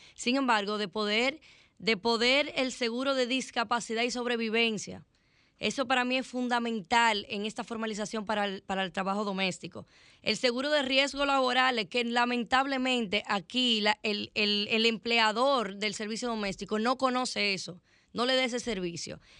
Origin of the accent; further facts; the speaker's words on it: Dominican Republic; Nosotros como dominicanos